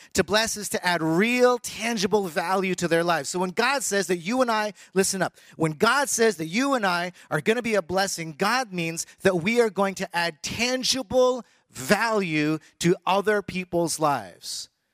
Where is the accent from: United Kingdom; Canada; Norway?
Canada; moved away; also born or lived in United States / Taiwan; I was born in the United States. I was raised in Canada.